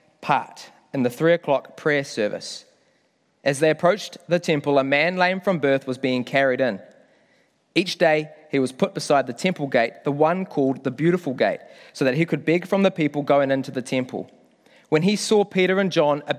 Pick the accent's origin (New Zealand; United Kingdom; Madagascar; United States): New Zealand; Whangamata, Waikato; moved away as an adult; now in Auckland, New Zealand; I'm proud to say I'm not an Aucklander. I come from Whangamata, grew up down in the Coromandel.